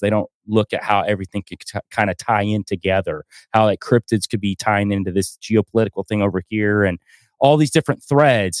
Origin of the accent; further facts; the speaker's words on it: North Georgia mountains, United States; I grew up in the North Georgia mountains, like, as a kid